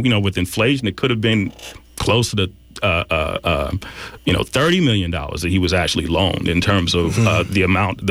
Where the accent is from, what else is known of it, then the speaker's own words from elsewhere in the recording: Oakland, California, United States; also born or lived in the South; I'm from Oakland